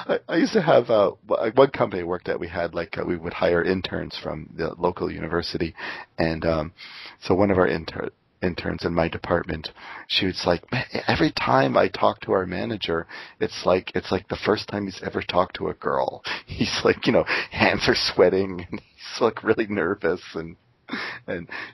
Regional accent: Canada; moved away as an adult; also born or lived in Seattle; I'm Canadian

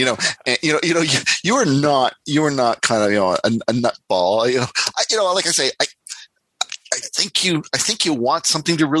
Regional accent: Windsor, Ontario, Canada; I grew up in Windsor, Ontario, which is across the border

